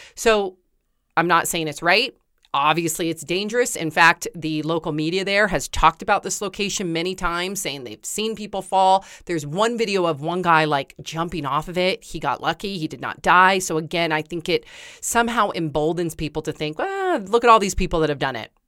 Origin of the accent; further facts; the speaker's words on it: Santa Cruz, California, United States; I grew up in Santa Cruz with waves and I used to surf